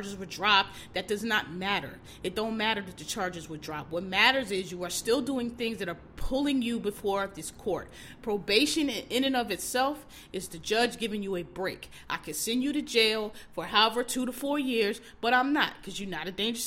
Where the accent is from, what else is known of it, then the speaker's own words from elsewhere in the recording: Philadelphia, Pennsylvania, United States; I'm from Philly, I'm from Pennsylvania